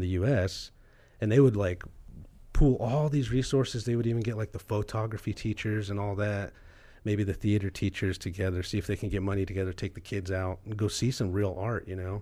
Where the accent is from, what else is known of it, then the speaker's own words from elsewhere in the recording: Garden City, Kansas, United States; I was born and raised in Southwest Kansas in a little town you guys are familiar mm-hmm. with called Garden City.